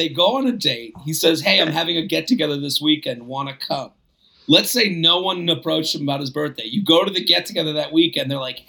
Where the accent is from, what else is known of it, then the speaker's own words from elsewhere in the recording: Sweden; I was back in my hometown in Sweden for a few months before I had plans to move to the UK.